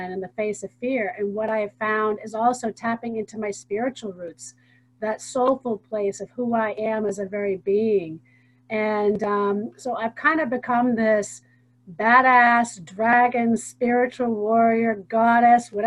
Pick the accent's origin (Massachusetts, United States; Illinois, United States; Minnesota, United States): Massachusetts, United States; Hingham; I'm from Hingham, Massachusetts